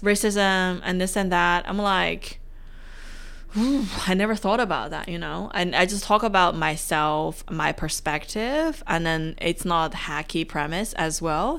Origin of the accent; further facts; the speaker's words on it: China; now in Australia; I'm from China